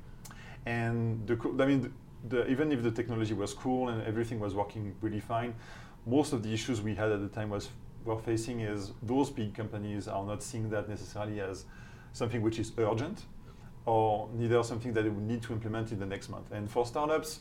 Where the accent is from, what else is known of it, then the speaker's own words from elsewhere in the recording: France; accent: French; English is a second language; moved away as an adult; also born or lived in United Kingdom / Switzerland; Starting with my accent, my outrageous accent, you can understand that I'm not from here, so I'm French